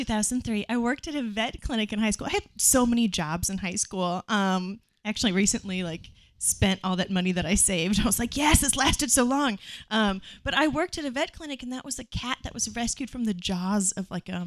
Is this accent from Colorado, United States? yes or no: no; Nebraska, United States; I grew up in Nebraska